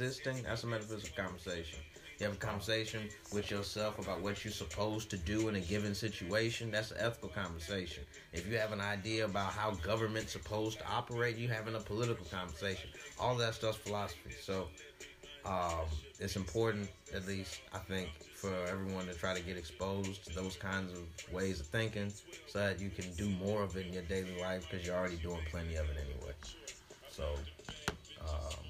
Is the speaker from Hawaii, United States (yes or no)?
no; St. Louis, Missouri, United States; moved away as an adult; also born or lived in Atlanta, Georgia / Memphis; Born and raised in St. Louis, Missouri.